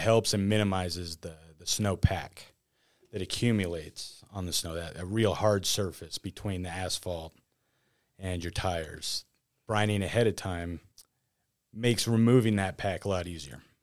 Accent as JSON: {"language": "English", "region": "northern Nevada", "country": "United States", "tie": "born or raised there", "said": "Here, born and raised"}